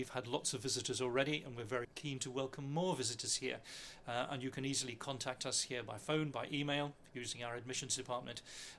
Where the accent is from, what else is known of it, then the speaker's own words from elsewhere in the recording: United Kingdom; moved away as an adult; also born or lived in West Midlands / Cornwall / Oman / Thailand; now in Monaco; As you probably can tell from my voice, I'm of British origin and British trained as a teacher. And in my early years, I worked at prep schools in the United Kingdom and then became a head teacher in the West Midlands and then moved down to Cornwall.